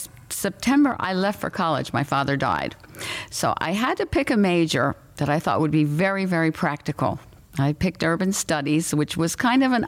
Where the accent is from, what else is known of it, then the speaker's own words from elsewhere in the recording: Philadelphia suburbs, Pennsylvania, United States; I grew up in the Philadelphia suburbs, which was a wonderful place to grow up